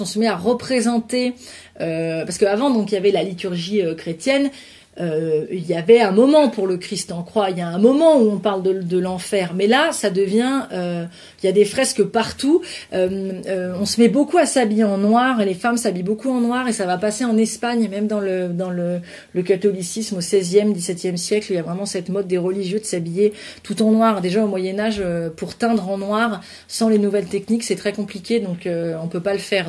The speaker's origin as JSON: {"language": "French", "country": "France", "also_born_or_lived": "near Burgundy (residence)", "said": "en tant que Français"}